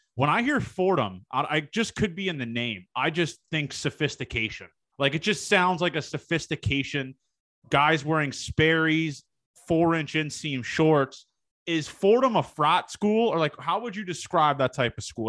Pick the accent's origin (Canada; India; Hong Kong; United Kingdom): Canada; Toronto, Ontario; I'm from the Toronto area.